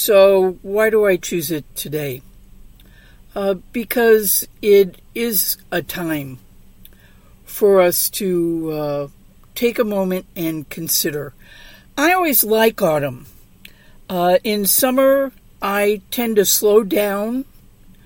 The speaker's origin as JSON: {"language": "English", "town": "St. Louis", "region": "Missouri", "country": "United States", "tie": "born or raised there", "moved": "yes", "lives_now": "Southern California, United States", "said": "growing up in St. Louis"}